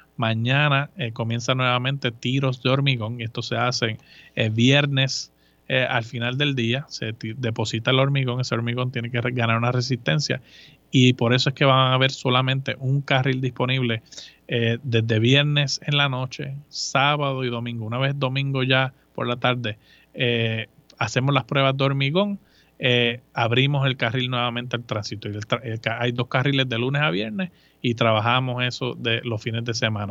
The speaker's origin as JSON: {"language": "Spanish", "town": "Moca", "country": "Puerto Rico", "also_born_or_lived": "Aguadilla, Puerto Rico / Mayagüez, Puerto Rico / Virginia, United States", "moved": "as an adult", "said": "Yo soy eh, de Moca, de Moca, Puerto Rico, uno de cinco hijos"}